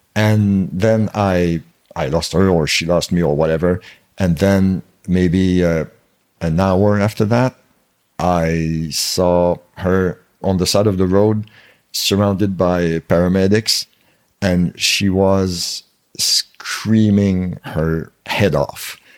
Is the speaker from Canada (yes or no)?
yes; Canada